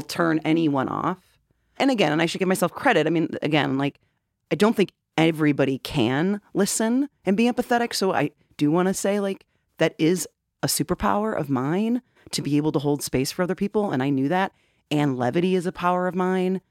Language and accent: English; Wheaton, Illinois, United States; now in Chicago, United States; I grew up in Wheaton.